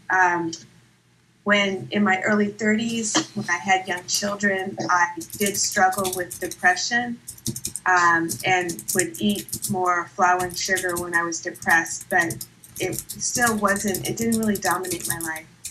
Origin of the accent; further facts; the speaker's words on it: Santa Clara, California, United States; I'm from the South Bay in Santa Clara